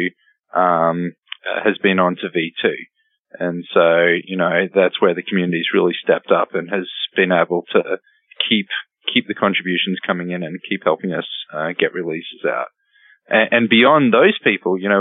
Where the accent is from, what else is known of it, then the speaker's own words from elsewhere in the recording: Brisbane, Queensland, Australia; moved away as an adult; I moved from Australia to here